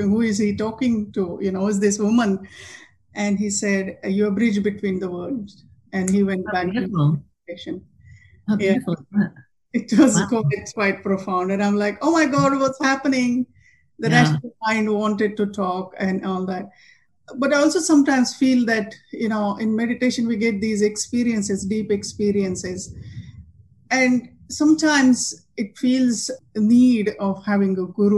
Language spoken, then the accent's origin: English; half an hour from Kopargaon, Maharashtra, India; moved away; My guru is in Kopargaon, just a half an hour from my hometown